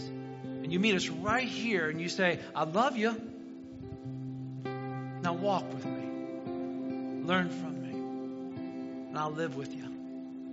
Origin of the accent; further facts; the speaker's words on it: near South Bend, Indiana, United States; moved away as an adult; now in Wauseon, United States; I grew up in Indiana, 20 minutes outside of South Bend.